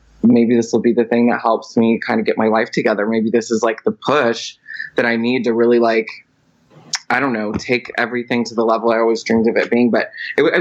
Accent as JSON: {"language": "English", "town": "Houston", "region": "Texas", "country": "United States", "tie": "born or raised there", "moved": "yes", "lives_now": "Las Vegas, United States", "said": "I'm a born and raised in Houston, Texas."}